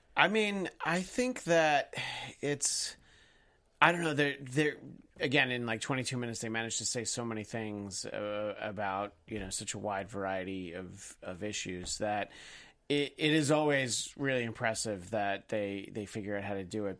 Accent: United States; we as an American society

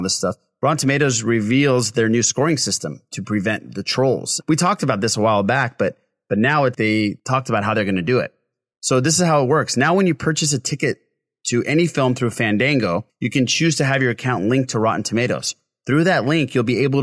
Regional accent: California, United States; I'm Californian

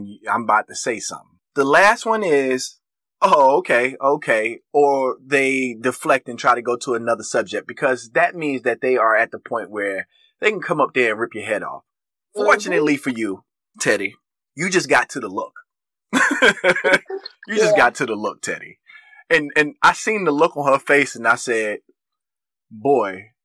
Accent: United States; we are as American citizens

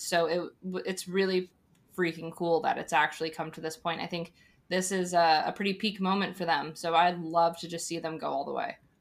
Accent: Arizona, United States; in Arizona, we ha, we're a state that has so many different people that have come from so many different places

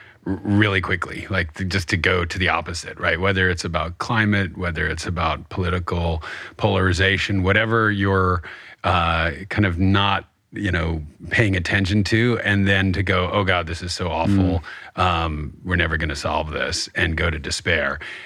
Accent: New York, United States; I'm from New York and we don't really do hope.

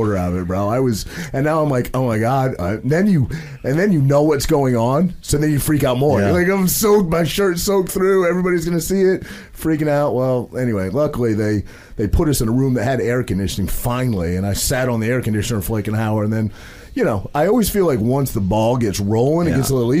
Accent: Maine, United States; I'm a kid from a very small town in Maine. I grew up, you know, there was 800 people in my hometown of Maine.

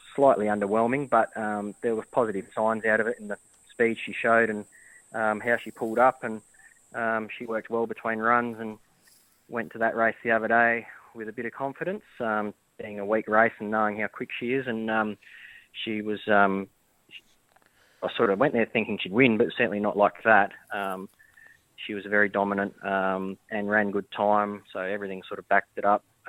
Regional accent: Adelaide, South Australia, Australia; moved away; also born or lived in Victoria; I'm originally from Adelaide

